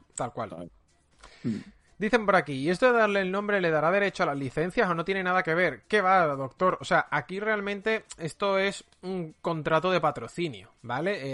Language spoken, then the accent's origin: Spanish; Seville, Andalusia, Spain; Yo, por ejemplo, soy de Sevilla